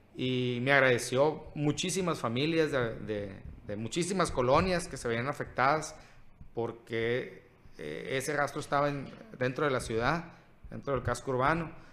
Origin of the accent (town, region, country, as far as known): Cajeme, Sonora, Mexico